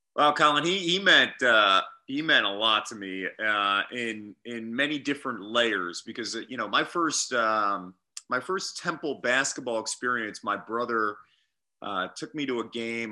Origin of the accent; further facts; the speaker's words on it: Phoenixville, Pennsylvania, United States; I'm from Phoenixville